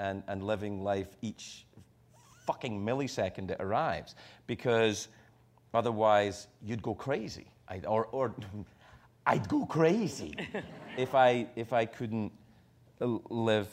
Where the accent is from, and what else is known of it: Scotland, United Kingdom; moved away; also born or lived in United States